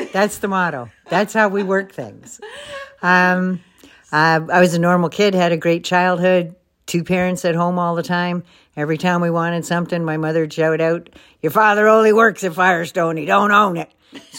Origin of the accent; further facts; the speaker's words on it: Hamilton, Ontario, Canada; I was born and raised in Hamilton, Ontario.